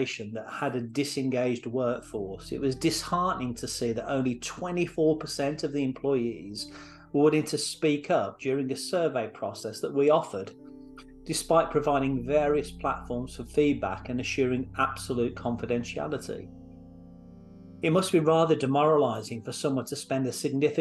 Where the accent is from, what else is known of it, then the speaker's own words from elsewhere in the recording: Santa Clarita, California, United States; being a proud resident of my hometown